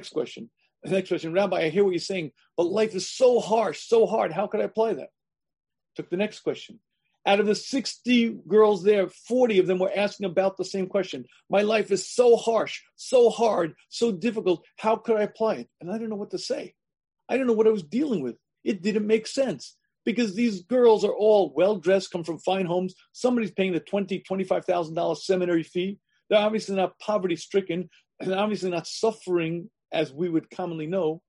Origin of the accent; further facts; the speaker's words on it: United States; I grew up in the United States of America